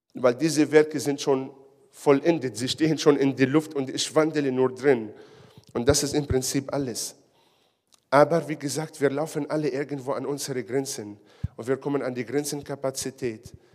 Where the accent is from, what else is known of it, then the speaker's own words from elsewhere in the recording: Israel; now in Ulm, Germany; Ich komme ja aus Israel